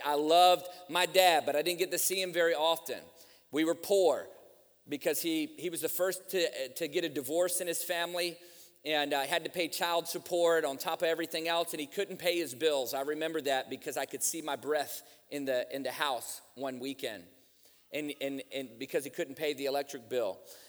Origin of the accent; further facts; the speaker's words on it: Virginia, United States; I grew up in church. I grew up around church, man. I grew up in Virginia where you can throw a rock and hit three churches by accident.